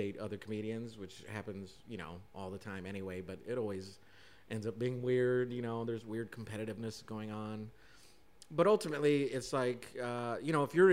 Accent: Denver, Colorado, United States; moved away as an adult; also born or lived in Chicago; now in Los Angeles, United States; I'm originally born and raised, and then moved here, lived here for 15 years, and now almost 2 years in L.A. now.

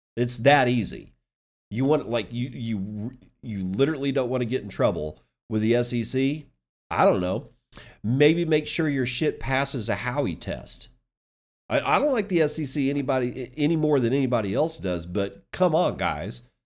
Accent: Virginia, United States; James Madison University, which is a university in my home state that I was planning on attending

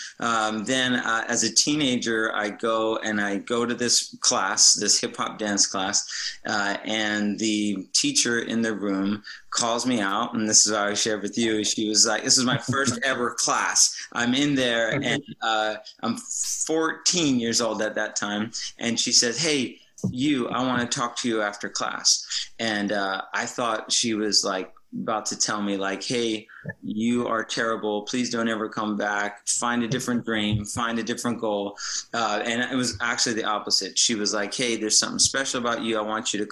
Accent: New Jersey, United States; Growing up on the East Coast, so I'm originally from the East Coast, from New Jersey

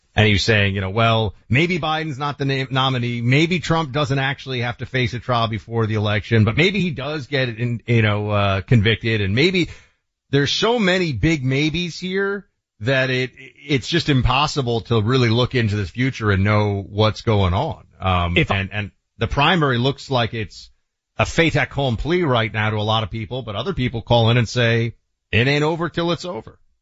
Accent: New York, United States; moved away; my home state or former home state of New York

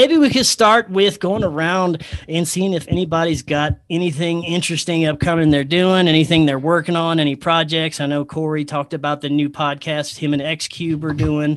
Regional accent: Louisiana, United States; now in Colorado, United States; I was born and raised in Louisiana

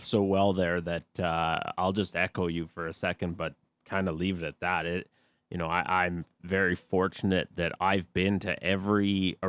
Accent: just outside Calgary, Alberta, Canada; I grew up just outside Calgary. This is always going to be my home too.

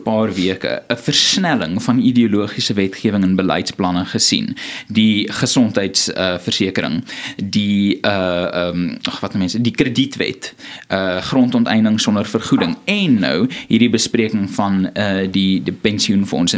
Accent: South Africa

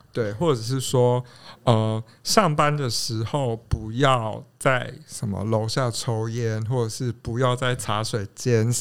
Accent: southern Taiwan, Taiwan; now in Taipei, Taiwan; 我自己是在南部长大的

